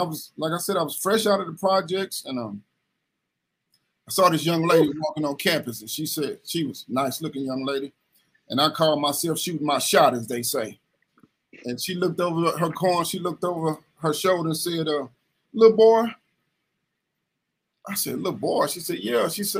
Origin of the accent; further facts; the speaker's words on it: Kinloch, Missouri, United States; also born or lived in Ferguson, Missouri; I'm from Kinloch, Missouri, but my mother, she moved out of Kinloch and she moved into Ferguson, Missouri